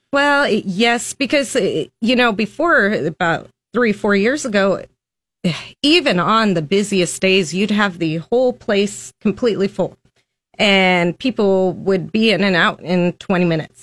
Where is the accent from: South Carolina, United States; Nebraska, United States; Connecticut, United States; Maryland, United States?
Nebraska, United States; Lincoln; I was born and raised in Lincoln, Nebraska